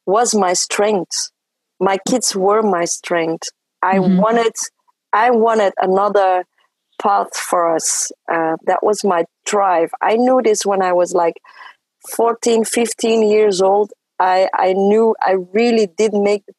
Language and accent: English; Belgium; first language French; English is a second language; I come from a family who were migrants in Belgium. Mm-hmm. So I grew up speaking French